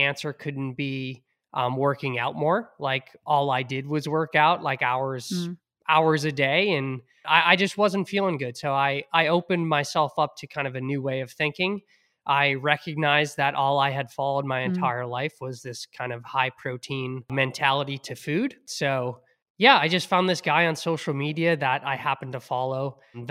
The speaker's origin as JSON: {"language": "English", "town": "Hingham", "region": "Massachusetts", "country": "United States", "tie": "born or raised there", "said": "growing up in Hingham, bringing my inhaler to football practice"}